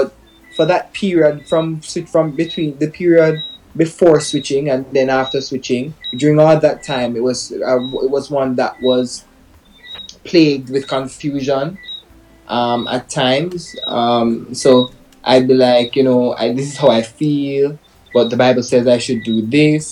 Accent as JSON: {"language": "English", "region": "Manchester Parish", "country": "Jamaica", "tie": "born or raised there", "said": "I grew up like any other Jamaican child. My parents were abroad, grew up with my grandmother. Pretty simple life growing up in Manchester."}